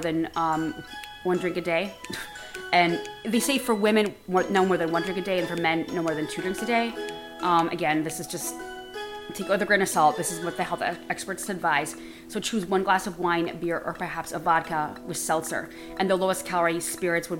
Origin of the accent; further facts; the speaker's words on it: Midwest, United States; moved away; I am from the Midwest originally.